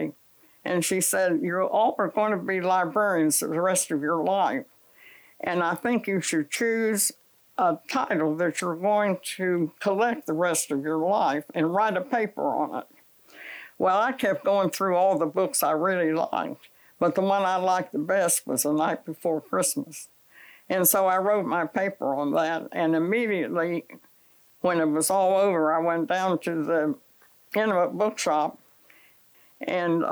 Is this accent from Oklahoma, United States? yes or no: no; Morgantown, West Virginia, United States; moved away; also born or lived in Chapel Hill, North Carolina; I was from Morgantown, West Virginia